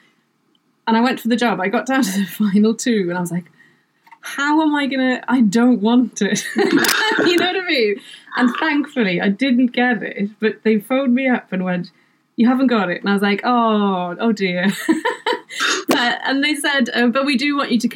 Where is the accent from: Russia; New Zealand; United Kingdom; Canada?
United Kingdom; Wales; first language Welsh; English is a second language; my first language is Welsh.